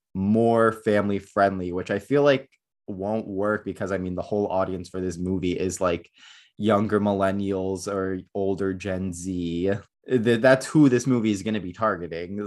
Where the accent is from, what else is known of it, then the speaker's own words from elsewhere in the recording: Northeast, United States; also born or lived in Florida; now in Southern California, United States; I am from the Northeast